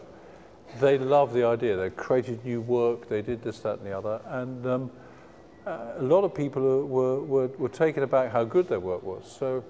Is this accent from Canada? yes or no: no; England, United Kingdom; as we know, being English, a lot of our major pop stars came from art schools.